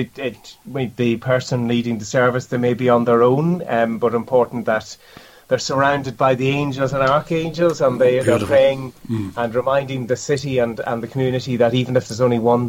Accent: County Cavan, Ireland; also born or lived in Longford / Dublin / Portstewart, Northern Ireland; now in Limerick, Ireland; I'm originally from County Cavan, from a village called Loch Gaina, where the River Erne rises. Mm-hmm. I grew up in a shop and post office, which my parents still run in the village.

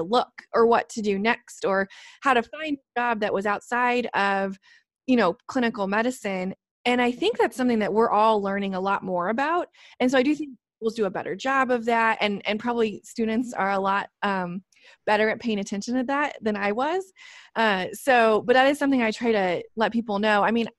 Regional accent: Illinois, United States; but I am from Illinois and there were three things I used to say when I was little.

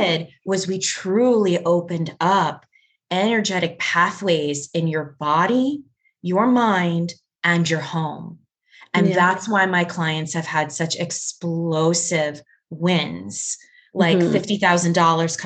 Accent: New York, United States; I'm a New Yorker

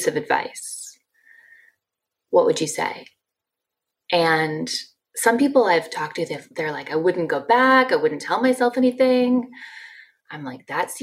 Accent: Ann Arbor, Michigan, United States; moved away as an adult; I grew up in Ann Arbor, Michigan, and went to the University of Michigan

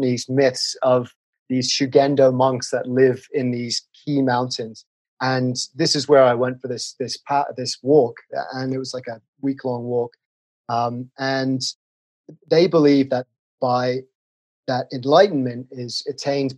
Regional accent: England, United Kingdom; moved away as an adult; now in Colorado, United States; I'm from England.

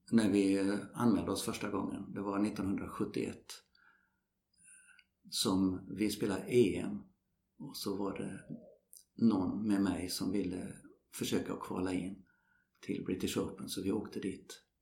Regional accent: Sweden; Ja, vi kommer från Sverige. Jaha, spelar de golf där? Jajamensan, sa vi. Och så, eh, vi spelar fotboll.

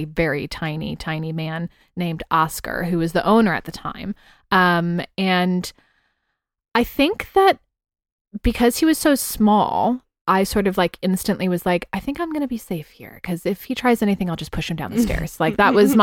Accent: San Francisco, California, United States; moved away as an adult; now in London, United Kingdom; I was 18 from the Bay Area of San Francisco

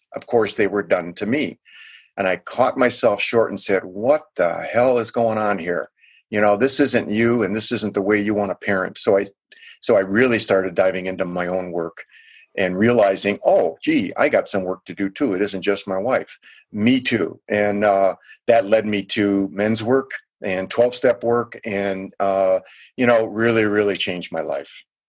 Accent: Milwaukee, Wisconsin, United States; also born or lived in Chicago; Yeah, I was born in Chicago, Illinois, but most of my upbringing was in Milwaukee, Wisconsin. And Milwaukee is either the first or second most segregated city in the United States.

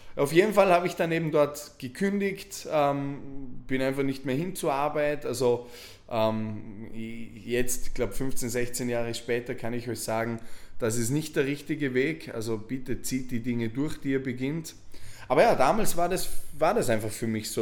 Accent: Vorarlberg, Austria; moved away as an adult; weg aus Vorarlberg, weg aus, diesem, aus dieser Stadt, in der du aufgewachsen bist

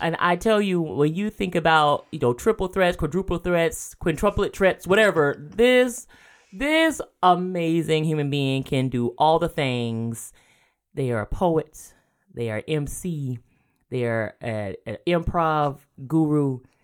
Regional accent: rural Georgia, United States; moved away; I grew up in the South

